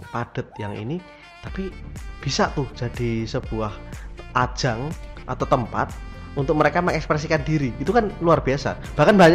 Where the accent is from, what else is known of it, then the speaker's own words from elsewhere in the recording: Indonesia; Kan kita orang Indonesia, baju daerah.